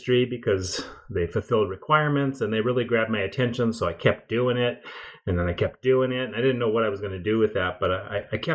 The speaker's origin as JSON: {"language": "English", "area": "Pacific Northwest, about 40 miles north of Seattle", "region": "Washington", "country": "United States", "tie": "born or raised there", "said": "I grew up in the Pacific Northwest, about 40 miles north of Seattle"}